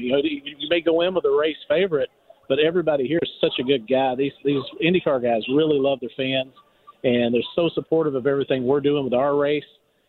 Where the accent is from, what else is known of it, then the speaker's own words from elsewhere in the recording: Kentucky, United States; growing up, I grew up in Kentucky